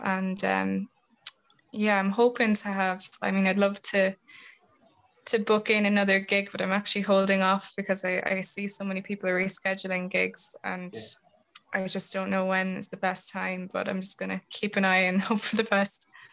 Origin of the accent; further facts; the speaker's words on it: Tullamore, County Offaly, Ireland; moved away as an adult; also born or lived in Dublin; I'm from Tullamore in Offaly